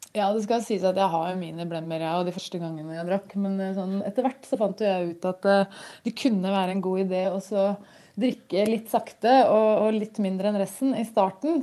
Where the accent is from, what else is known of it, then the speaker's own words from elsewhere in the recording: Gjøvik, Innlandet, Norway; Jeg kommer fra Gjøvik